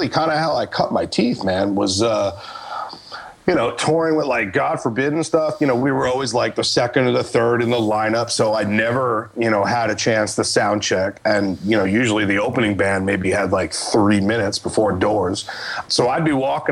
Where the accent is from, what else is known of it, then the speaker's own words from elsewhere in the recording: New York, United States; moved away; growing up in New York, and I had like a studio there